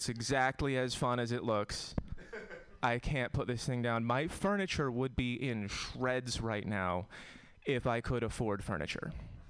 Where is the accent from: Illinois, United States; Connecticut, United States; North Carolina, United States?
Connecticut, United States; I'm from Connecticut. We have different problems in Connecticut.